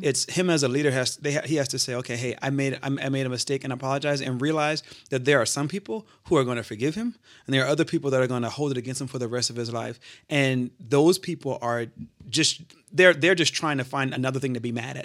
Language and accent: English; Charleston, South Carolina, United States; moved away as an adult; now in Grand Rapids, United States; I'm originally from Charleston, South Carolina. I moved to Grand Rapids about eight years ago